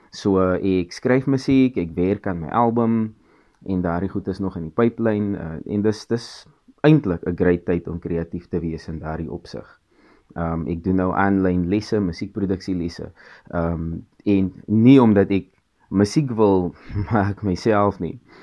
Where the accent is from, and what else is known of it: South Africa; also born or lived in Cape Town